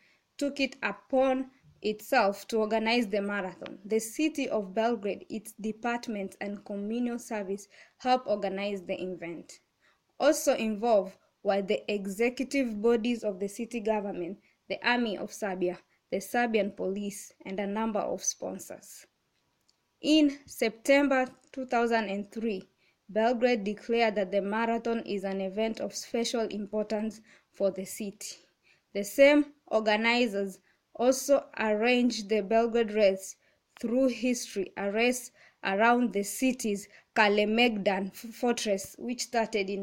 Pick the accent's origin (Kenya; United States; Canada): Kenya; I'm from Kenya